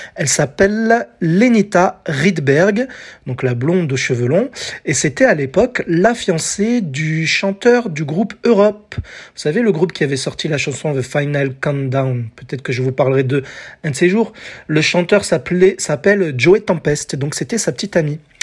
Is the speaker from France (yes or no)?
yes; France; chez nous en France en 1986, j'avais 10 ans